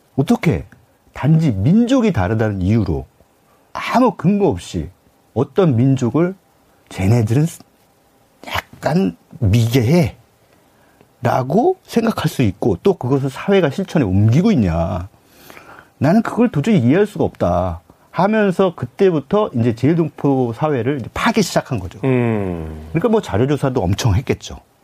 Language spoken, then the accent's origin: Korean; South Korea; 전 뭐, 토종 한국인이기 때문에